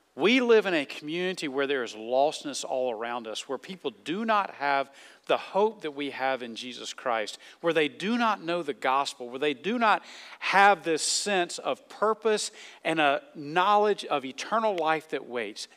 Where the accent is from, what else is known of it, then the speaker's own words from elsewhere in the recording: the South, United States; moved away; I grew up in the South